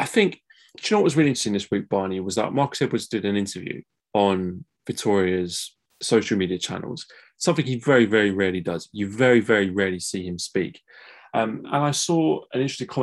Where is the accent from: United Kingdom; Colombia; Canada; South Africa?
United Kingdom; England; as an English guy doing a Portuguese football podcast